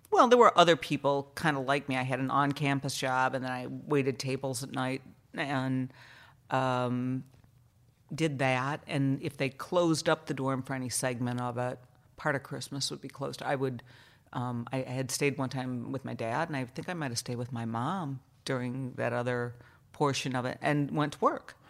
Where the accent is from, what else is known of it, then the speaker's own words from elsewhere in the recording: Allegan, Michigan, United States; also born or lived in Chicago, Illinois; we moved to Michigan, I think, when I was around kindergarten age.